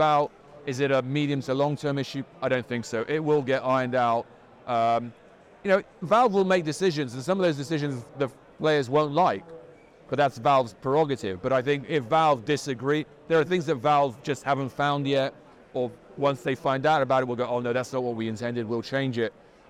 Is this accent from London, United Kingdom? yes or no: yes; London, United Kingdom; I'm from London